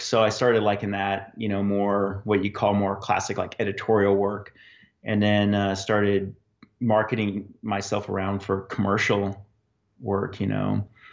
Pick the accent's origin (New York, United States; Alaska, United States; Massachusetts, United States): Alaska, United States; Fairbanks; also born or lived in Anchorage; I grew up in Fairbanks